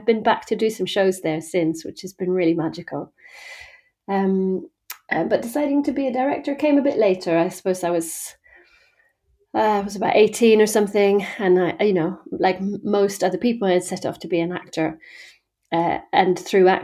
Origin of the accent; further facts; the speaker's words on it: just outside Malmö, Skåne, Sweden; moved away as an adult; now in Stratford-upon-Avon, United Kingdom; I'm from Sweden. Mm-hmm. So I grew up in the countryside in the south of Sweden, just outside Malmö.